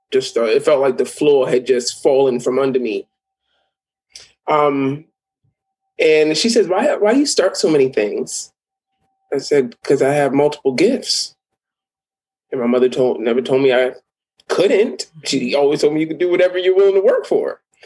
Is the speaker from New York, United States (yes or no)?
yes; New York City, New York, United States; I am from the Bronx